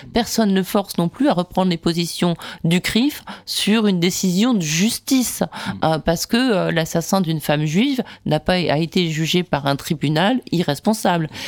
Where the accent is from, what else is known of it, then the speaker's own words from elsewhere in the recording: France; je suis française